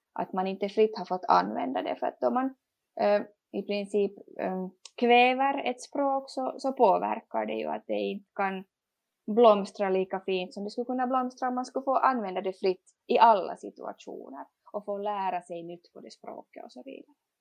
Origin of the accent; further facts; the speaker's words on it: Finland; first language Swedish; vi som finlandssvenskar